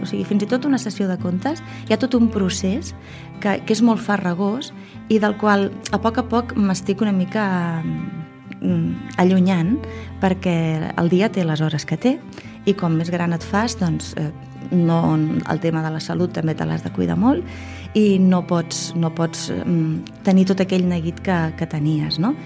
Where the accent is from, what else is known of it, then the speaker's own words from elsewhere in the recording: Tarragona, Catalonia, Spain; soc de Tarragona